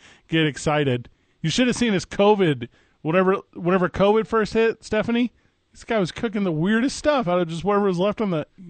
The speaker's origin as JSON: {"language": "English", "region": "Midwest", "country": "United States", "said": "I'm from the Midwest."}